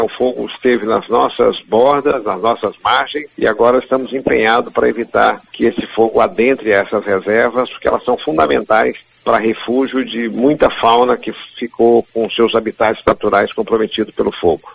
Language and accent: Portuguese; Belo Horizonte, Minas Gerais, Brazil; now in Pantanal, Brazil; eu sou nascido em Belo Horizonte, já estou aqui há mais de 30, 40 anos